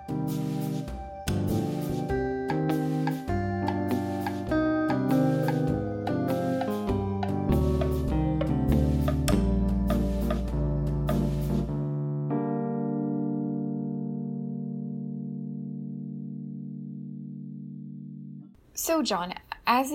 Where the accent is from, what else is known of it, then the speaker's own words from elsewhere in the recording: United States; accent: American; I'm American